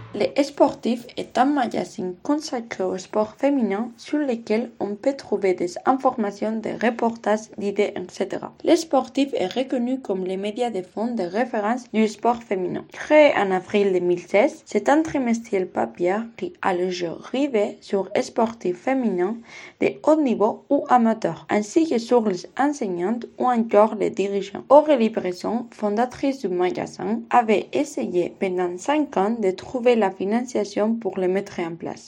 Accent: Vitoria-Gasteiz, Basque Country, Spain; French is a second language; moved away as an adult; now in Bordeaux, France; c'est ma ville natale

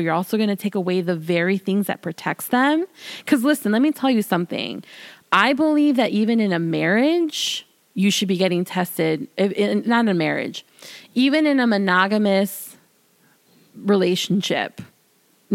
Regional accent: Chicago, Illinois, United States; I'm from the city. I'm from Illinois.

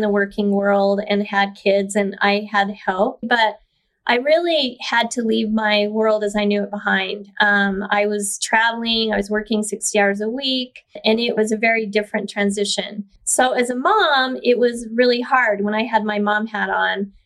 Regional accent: Brigham City, Utah, United States; also born or lived in Idaho / Bountiful, Utah; I was born in Brigham City, Utah in the 60s and grew up just a pretty normal life

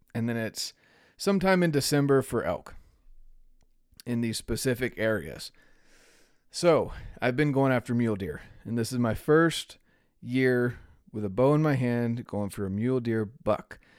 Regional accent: North Carolina, United States; moved away; I'm from North Carolina originally.

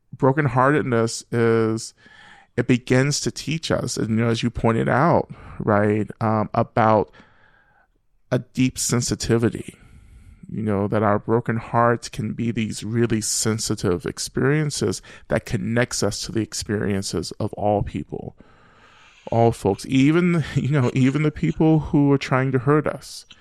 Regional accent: Rome, Georgia, United States; moved away as an adult; also born or lived in Boston; I grew up, you know, black, uh, and queer, um, in the deep South and, and North Georgia

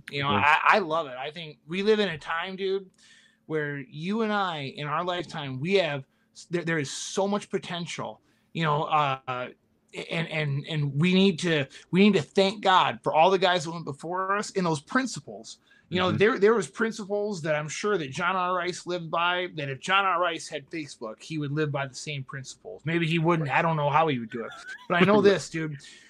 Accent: Midwest, United States; I love the Midwest. I'm from the Midwest, but we can't sit in the Midwest and watch the coasts just fall into hell.

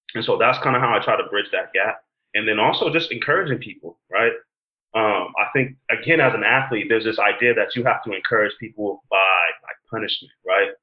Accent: San Diego, California, United States; I'm born and raised in San Diego, California.

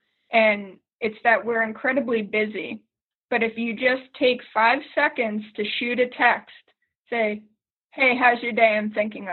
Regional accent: Boston, Massachusetts, United States; moved away as an adult; now in Pittsburgh, United States; I am originally from Boston

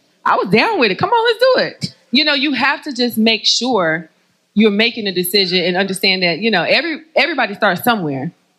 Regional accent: North Carolina, United States; Know I'm from North Carolina.

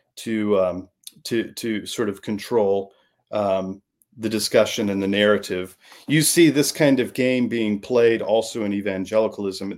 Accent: Midwest, United States; I grew up in the Midwest

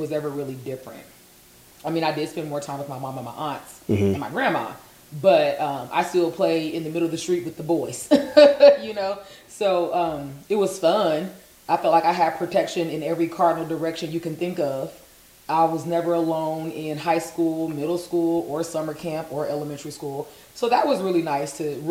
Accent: Las Vegas, Nevada, United States; moved away as an adult; also born or lived in Winston-Salem, North Carolina; Born and raised in Las Vegas and currently still live in Las Vegas

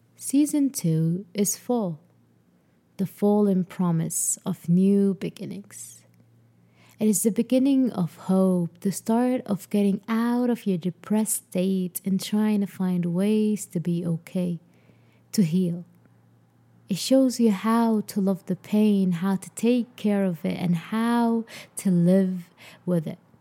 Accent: Sudan; moved away as an adult; my home country, Sudan

